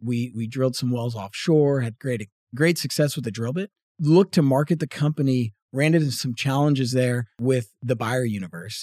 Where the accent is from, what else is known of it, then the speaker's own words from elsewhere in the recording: Northeast, United States; moved away as an adult; also born or lived in Boston; now in Texas, United States; grew up in the Northeast